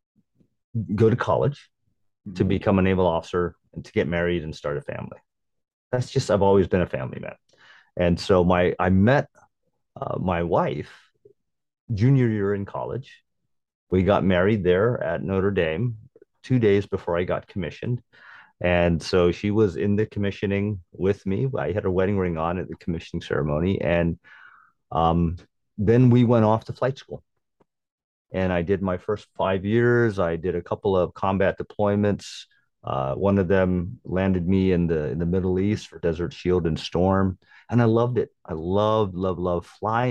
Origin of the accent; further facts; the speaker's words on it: Guam; moved away; I was born and raised in Guam